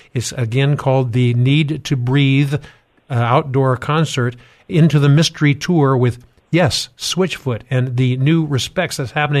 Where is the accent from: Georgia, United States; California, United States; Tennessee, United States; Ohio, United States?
California, United States; I'm from Southern California, and I'm declaring God's preeminence in this earth and in this state.